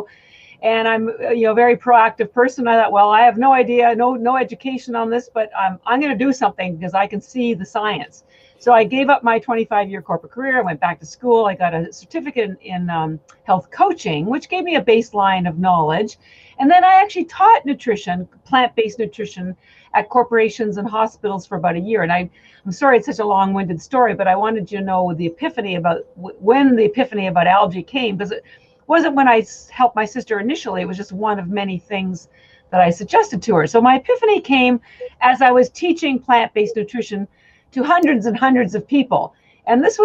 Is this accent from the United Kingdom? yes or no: no; Canada; moved away; I'm actually Canadian